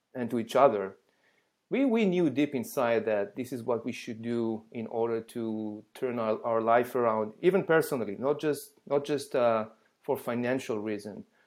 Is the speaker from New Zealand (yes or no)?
no; Israel; English is a second language; moved away as an adult; now in United States; I was born and raised in Israel